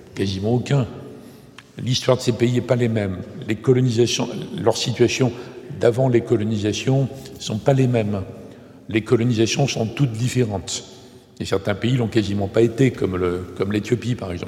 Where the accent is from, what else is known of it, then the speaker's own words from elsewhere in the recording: Bellegarde-en-Marche, Nouvelle-Aquitaine, France; je suis né à Bellegarde en marche